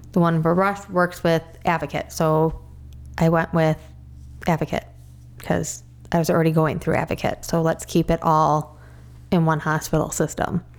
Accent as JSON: {"language": "English", "town": "Crystal Lake", "region": "Illinois", "country": "United States", "tie": "born or raised there", "said": "I grew up in Crystal Lake most of my life, pretty much thirty six years"}